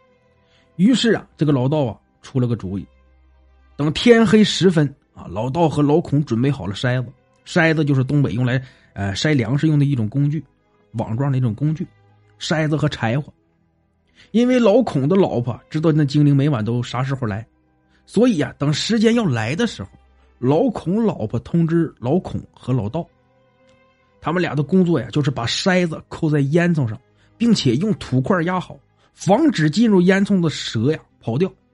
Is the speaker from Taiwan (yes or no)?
no; Songyuan, Jilin, China; 是发生在东北吉林省松原市聚宝镇靠山村儿的事儿，也是我老家的事儿